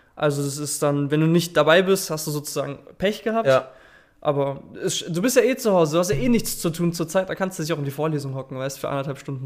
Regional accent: Stuttgart, Baden-Württemberg, Germany; ich komme aus Stuttgart

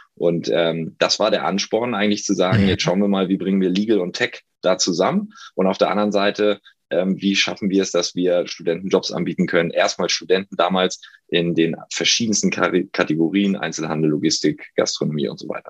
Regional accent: Hamburg, Germany; moved away as an adult; also born or lived in Passau; now in Berlin, Germany; Ich komme aus Hamburg, ähm, bin inzwischen in Berlin

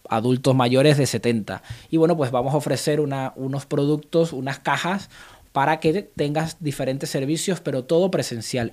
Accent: Venezuela; now in Reus, Spain

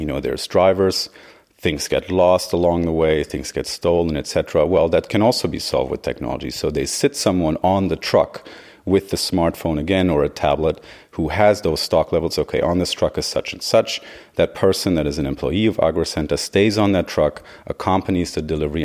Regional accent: Göttingen, Lower Saxony, Germany; moved away as an adult; From Germany originally, uh, from the area of Göttingen

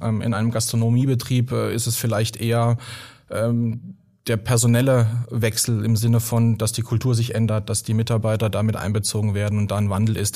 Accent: Baden-Württemberg, Germany; da, wo ich herkomme, aus dem schönen äh, Baden

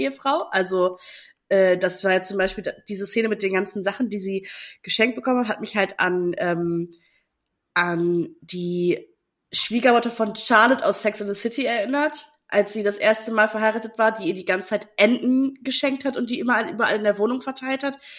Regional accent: Friesland, Lower Saxony, Germany; moved away; in Friesland, ähm, also da, wo, wo ich herkomme

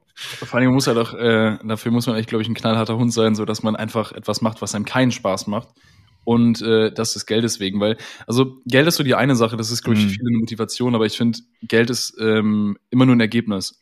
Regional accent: near Düsseldorf, North Rhine-Westphalia, Germany; komme gebürtig aus der Nähe von Düsseldorf, wohne auch hier

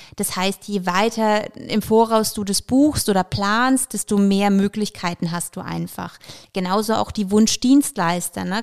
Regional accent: Bamberg, Bavaria, Germany; also born or lived in Ukraine; Ich bin ursprünglich äh, tatsächlich in der Ukraine geboren, bin aber schon in Bamberg seit ich zwei bin, sprich schon schöne 28 Jahre

